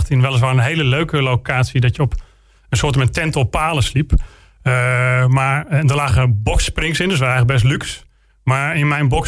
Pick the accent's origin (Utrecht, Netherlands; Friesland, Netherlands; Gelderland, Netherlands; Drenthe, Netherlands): Friesland, Netherlands; ja ik, ik blijf wel misschien een Fries in mijn, in mijn wortelen... maar ik, ik voel me toch wel een Brabander.